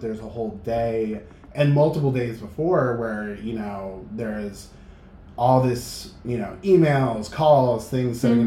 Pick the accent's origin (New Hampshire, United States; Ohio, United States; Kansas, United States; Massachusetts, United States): New Hampshire, United States; Manchester; now in Boston, United States; I grew up in Manchester, New Hampshire